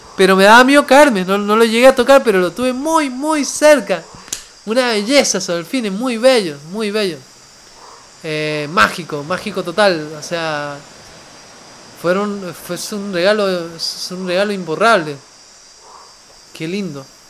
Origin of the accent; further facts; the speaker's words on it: Mendoza, Argentina; moved away; para mí que vengo de Mendoza, de una ciudad que está a los pies de la cordillera